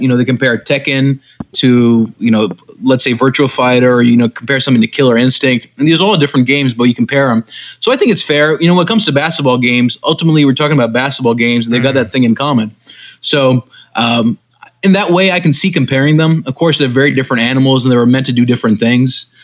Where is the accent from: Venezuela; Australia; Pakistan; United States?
Pakistan; moved away; I grew up in Pakistan